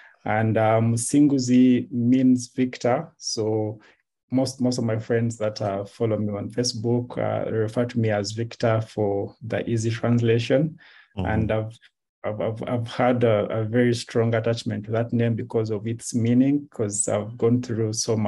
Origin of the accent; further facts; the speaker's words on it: Jinja, Eastern Region, Uganda; born there; However, I was born in Jinja because my mom and dad met in Jinja.